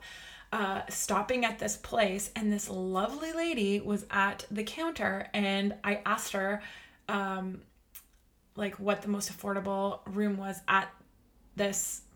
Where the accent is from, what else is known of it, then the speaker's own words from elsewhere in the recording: Canada; I'm Canadian